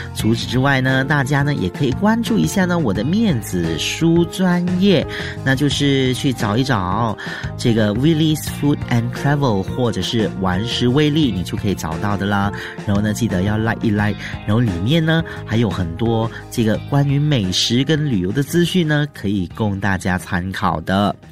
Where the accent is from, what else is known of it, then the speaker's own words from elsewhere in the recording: Malaysia; 尤其是我们马来西亚人哦，很喜欢吃辣的